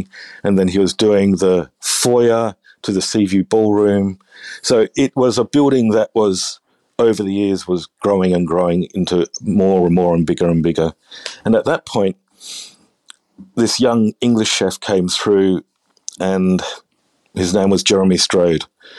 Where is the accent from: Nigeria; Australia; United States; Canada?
Australia; New South Wales; now in Adelaide, Australia; But for my whole life, I was from New South Wales, but we moved to Adelaide.